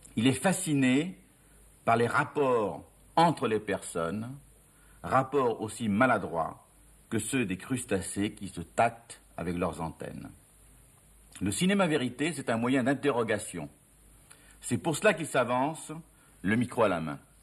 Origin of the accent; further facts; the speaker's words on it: France; je suis français